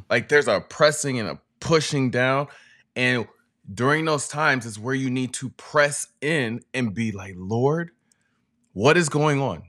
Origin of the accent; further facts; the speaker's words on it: West Coast, United States; also born or lived in North Carolina; We're from the West Coast